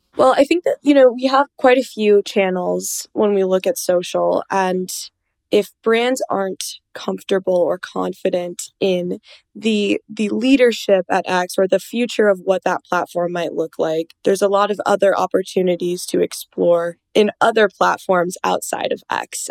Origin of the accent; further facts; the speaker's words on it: Minnesota, United States; I'm from Minnesota, so we're always ice skating on the lake.